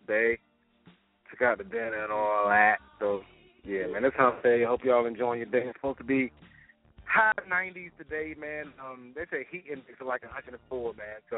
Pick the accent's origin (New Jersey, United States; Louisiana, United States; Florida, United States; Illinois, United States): New Jersey, United States; I'm from Jersey.